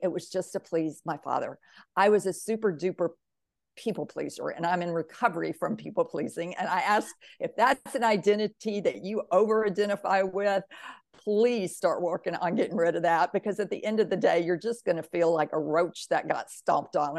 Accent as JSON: {"language": "English", "region": "Mississippi", "country": "United States", "tie": "born or raised there", "said": "I grew up in the South in Mississippi, the Bible Belt, very, very religious"}